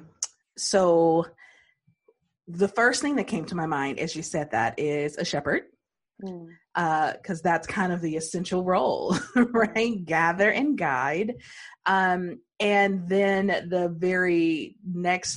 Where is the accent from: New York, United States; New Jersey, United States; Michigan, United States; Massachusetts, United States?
Michigan, United States; Detroit; I was born and raised in Detroit?